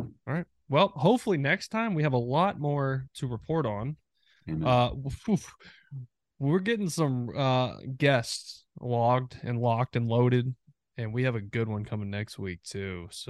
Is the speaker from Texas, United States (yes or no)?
yes; Texas, United States; I was so happy to be with the Rangers because my hometown team